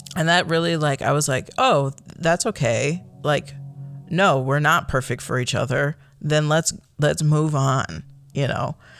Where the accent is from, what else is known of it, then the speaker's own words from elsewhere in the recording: Chicago, Illinois, United States; moved away as an adult; also born or lived in Michigan; now in Oregon, United States; I grew up in the Chicagoland area